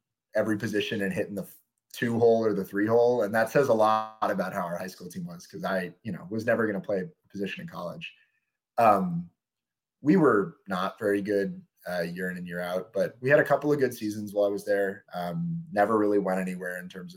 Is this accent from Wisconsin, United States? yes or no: yes; Madison, Wisconsin, United States; moved away; I'm a down home Wisconsinite at heart